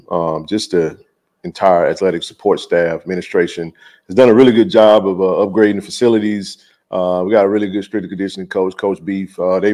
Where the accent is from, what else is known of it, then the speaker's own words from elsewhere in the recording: Jackson, Mississippi, United States; So Jackson, my hometown.